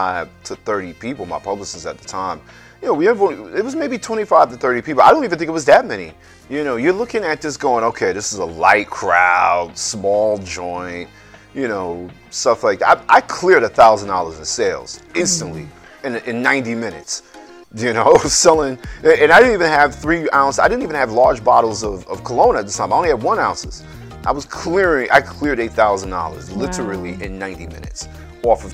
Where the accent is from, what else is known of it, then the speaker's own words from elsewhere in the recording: New York, United States; as a New Yorker